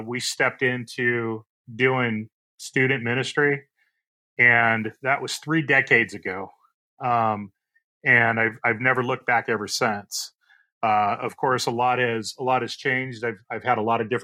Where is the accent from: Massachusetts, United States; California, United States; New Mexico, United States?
California, United States; Orange; I was born and raised in Orange, California